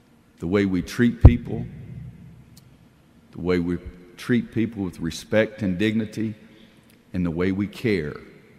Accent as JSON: {"language": "English", "region": "the South", "country": "United States", "said": "and I'm from the South, so guy means boy or girly"}